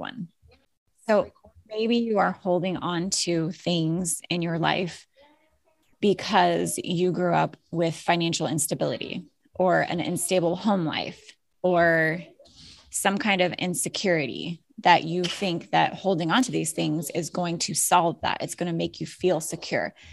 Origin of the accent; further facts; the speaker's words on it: Alaska, United States; now in Florida, United States; I grew up in Alaska, where the scenery is just, it's beautiful.